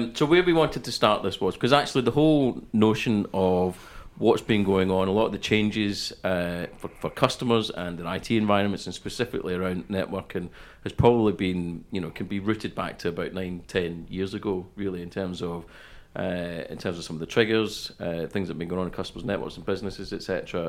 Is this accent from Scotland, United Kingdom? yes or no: yes; Scotland, United Kingdom; also born or lived in Denmark / London, United Kingdom; And then I lived in London till I was 5, and then moved to the west coast of Scotland.